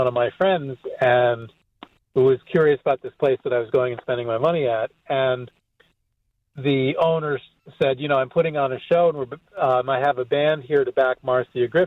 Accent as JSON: {"language": "English", "town": "Hartford", "region": "Connecticut", "country": "United States", "tie": "born or raised there", "said": "I'm from Hartford, and I grew up in a little town outside of Hartford. I mean, I was born in Hartford."}